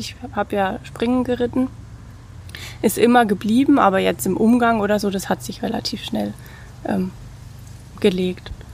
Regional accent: Bad Kissingen, Bavaria, Germany; moved away as an adult; also born or lived in Baden-Württemberg / Mosbach / Heidelberg; Ich komme aus Bad Kissing, bin auch dort äh, in die Schule gegangen und dort aufgewachsen

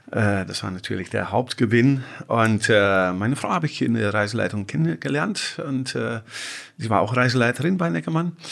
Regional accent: Netherlands; now in Magdeburg, Germany; Ja, ich bin äh, gebürtig aus den Niederlanden, habe äh, in den Niederlanden äh, Tourismus studiert

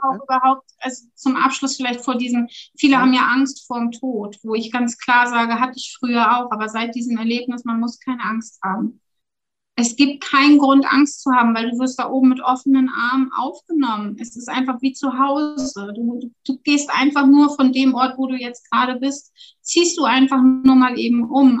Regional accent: Germany; moved away as an adult; now in Switzerland; das ist meine Heimat. Da bin ich halt, ja, vierunddreißig Jahre mit aufgewachsen.

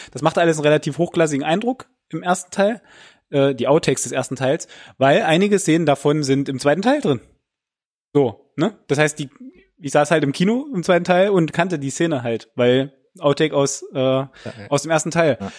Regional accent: Germany; bei uns in Deutschland

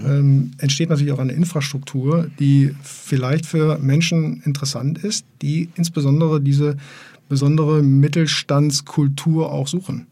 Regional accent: Essen, North Rhine-Westphalia, Germany; now in Bielefeld, Germany; ich bin ja tatsächlich auch kein gebürtiger Bielefelder, sondern ich komme ja aus Essen. Ich bin ja aus dem Ruhrpott

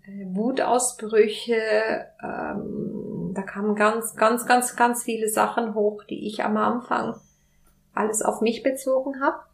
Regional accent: Spain; moved away; ich bin Spanierin

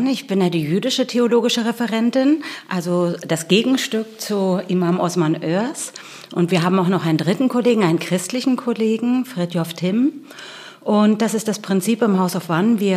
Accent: Berlin, Germany; born there; Und als ich gesagt habe, ich bin sogar in Berlin geboren, äh, das konnten die sich gar nicht vorstellen.

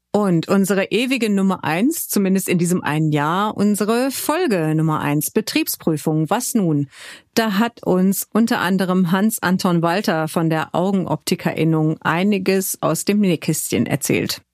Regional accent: Hückeswagen, North Rhine-Westphalia, Germany; also born or lived in Cologne; Hückeswagen, das ist im Rheinland.

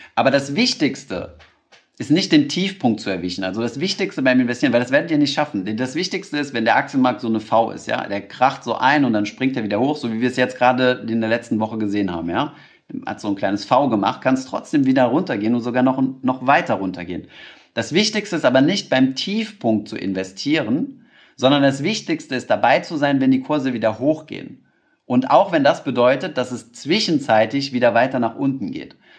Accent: Germany

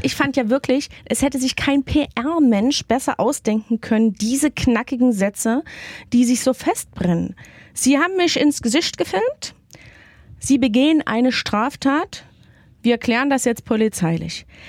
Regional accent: Saxony, Germany; accent: Sächsisch; mir als geborene Sächsin

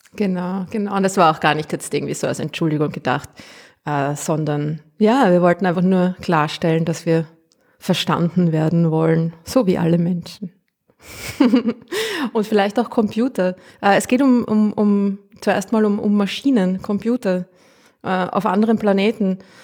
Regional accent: Austria; accent: Austrian

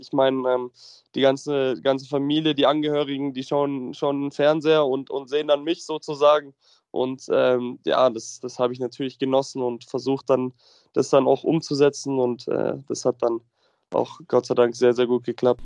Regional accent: Munich, Bavaria, Germany; ich komme aus München und lebe auch aktuell in München

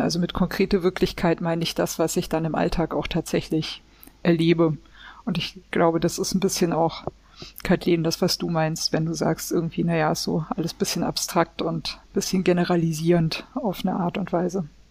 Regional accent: Swabia, Baden-Württemberg, Germany; Ich bin nicht getauft ähm, und ich bin in Schwaben geboren

